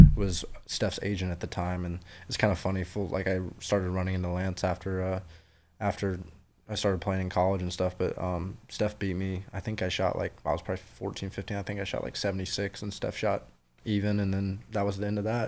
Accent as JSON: {"language": "English", "region": "North Carolina", "country": "United States", "moved": "yes", "lives_now": "South Georgia, United States", "said": "a guy from North Carolina who moves to South Georgia"}